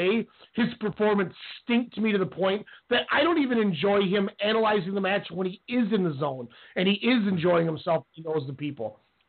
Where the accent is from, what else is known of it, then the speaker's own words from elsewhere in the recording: Oklahoma, United States; I'm from Oklahoma.